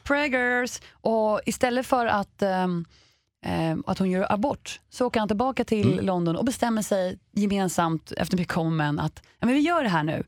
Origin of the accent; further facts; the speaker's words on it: Sweden; vi svenskar